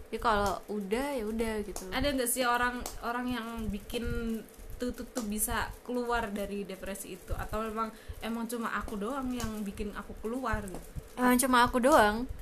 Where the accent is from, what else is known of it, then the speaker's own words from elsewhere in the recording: Bekasi, West Java, Indonesia; born there; kayak aku lahirnya di Bekasi juga tapi dirawat sama ayah ibuku sendiri